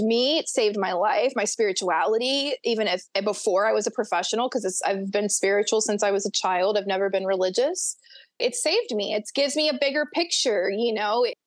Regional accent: Florida Panhandle, United States; I grew up on the panhandle of Florida. I grew up in Florabama

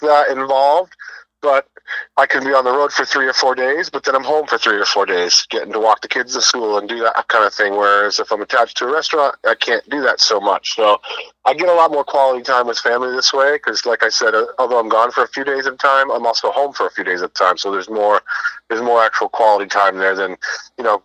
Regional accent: Hinsdale, New Hampshire, United States; moved away; I'm on my way to my hometown of Hinsdale, New Hampshire

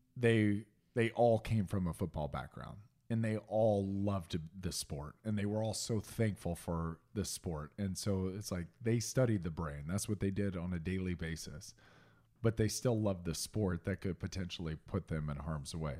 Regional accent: Indianapolis, Indiana, United States; moved away; even growing up in Indiana, we didn't start on the south side of Indianapolis until I was in third grade

